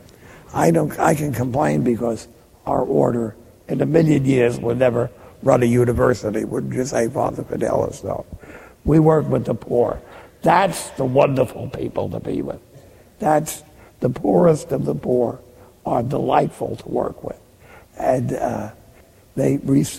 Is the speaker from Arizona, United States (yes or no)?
no; Jersey City, New Jersey, United States; I'm from Jersey City